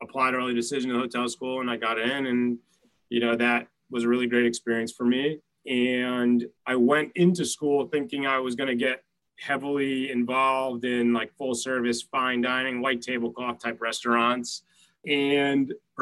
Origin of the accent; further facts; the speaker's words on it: Montclair, New Jersey, United States; also born or lived in New York City; now in New York, United States; I grew up in Montclair, New Jersey